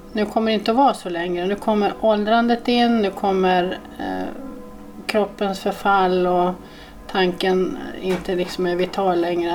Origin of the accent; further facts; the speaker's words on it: Norrland, Sweden; jag är från Norrland.